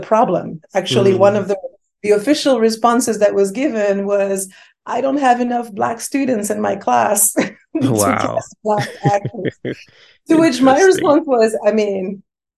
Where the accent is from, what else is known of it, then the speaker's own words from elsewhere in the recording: Paris, Île-de-France, France; also born or lived in Senegal (ancestry); now in Chicago, United States; I grew up in Paris, right? I'm a French woman of Senegalese descent